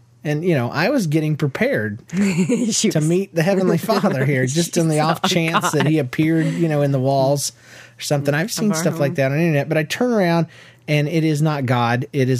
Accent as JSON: {"language": "English", "region": "Florida", "country": "United States", "also_born_or_lived": "Georgia", "said": "We're from Florida and Georgia originally, where it actually makes sense to be tan."}